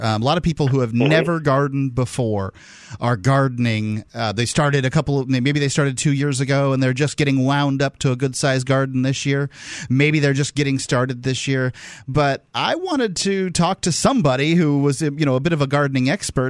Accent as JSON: {"language": "English", "town": "Bradenton", "region": "Florida", "country": "United States", "tie": "born or raised there", "said": "I grew up in Bradenton, yeah."}